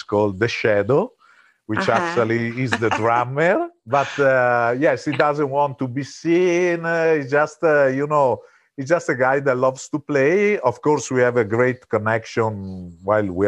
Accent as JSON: {"language": "English", "country": "Italy", "moved": "yes", "said": "we are originally from Italy."}